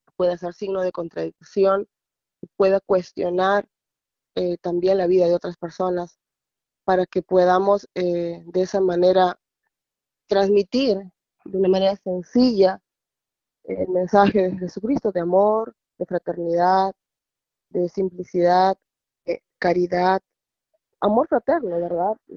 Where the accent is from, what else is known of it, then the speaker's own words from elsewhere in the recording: Peru; now in Virginia, United States; soy de Perú y vivo en Virginia